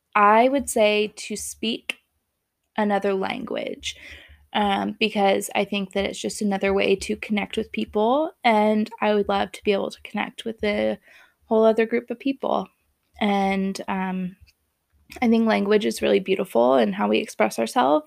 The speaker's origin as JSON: {"language": "English", "area": "Bay Area", "region": "California", "country": "United States", "tie": "born or raised there", "moved": "as an adult", "lives_now": "Montana, United States", "said": "I was born and raised in the Bay Area in California"}